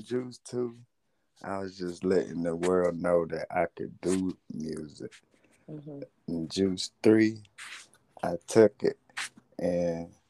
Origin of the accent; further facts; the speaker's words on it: Chesterfield, South Carolina, United States; I'm from Chesterfield, South Carolina. I represent myself, you know what I'm saying?